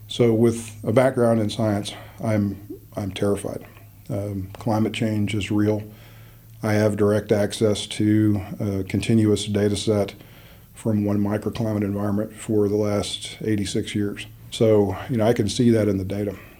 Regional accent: Midland, Texas, United States; I was born in Midland, Texas, in the heart of the Permian Basin

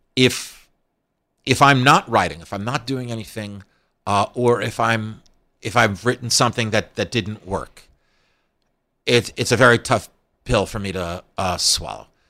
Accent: Scarsdale, New York, United States; I came from a place, Scarsdale, New York

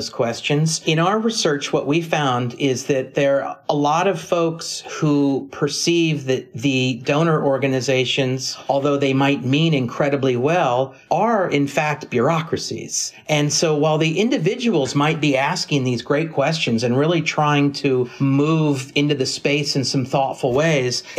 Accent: California, United States; I come from California

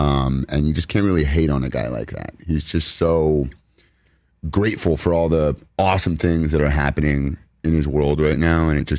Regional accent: Los Angeles, California, United States; I grew up here in Los Angeles

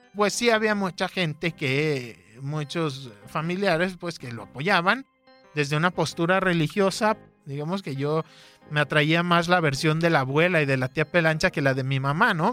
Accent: Guadalajara, Jalisco, Mexico; Nací aquí en Guadalajara en el 87

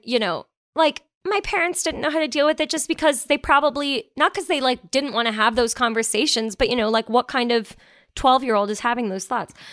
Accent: Canada; being Canadian

